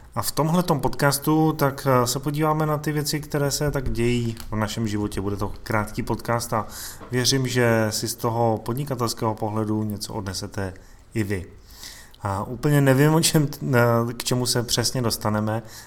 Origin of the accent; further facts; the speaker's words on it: Czechia; u nás v Čechách